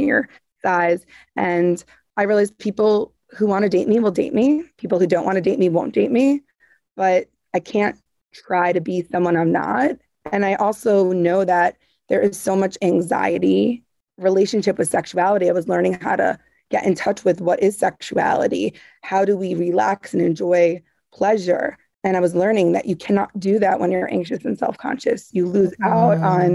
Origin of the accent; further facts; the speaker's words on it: Long Island, New York, United States; when I was young, growing up in Long Island